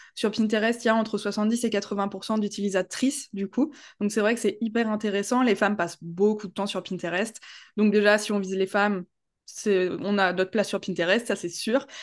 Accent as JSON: {"language": "French", "town": "Strasbourg", "region": "Grand Est", "country": "France", "said": "j'ai vingt-huit ans, je viens de Strasbourg"}